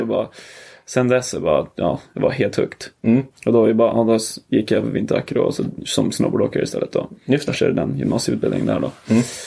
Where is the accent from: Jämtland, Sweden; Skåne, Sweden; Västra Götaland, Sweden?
Jämtland, Sweden; Åre; also born or lived in Trelleborg / Greece; så då flyttade vi upp hit när jag var typ fyra